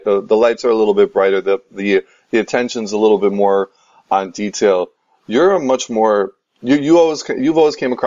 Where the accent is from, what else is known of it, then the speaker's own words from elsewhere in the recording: Canada; as a Canadian basketball fan